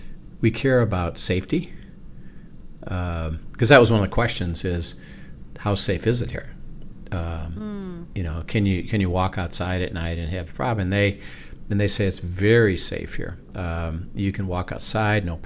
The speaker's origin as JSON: {"language": "English", "country": "United States", "said": "we're American"}